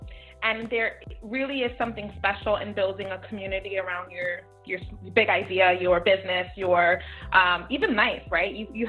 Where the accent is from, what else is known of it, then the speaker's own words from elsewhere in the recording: New York City, New York, United States; I grew up in Midtown Manhattan, and everybody's like, oh my gosh, that's like the mecca of it all.